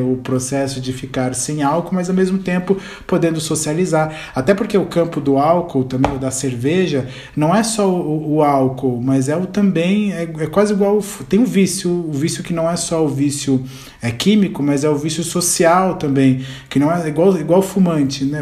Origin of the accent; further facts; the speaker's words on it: Ribeirão Preto, São Paulo, Brazil; Eu sou de Ribeirão também